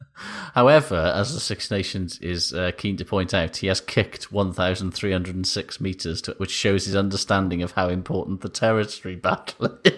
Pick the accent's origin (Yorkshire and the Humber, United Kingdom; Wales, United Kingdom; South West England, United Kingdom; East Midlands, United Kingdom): Wales, United Kingdom; Welsh; I'm Welsh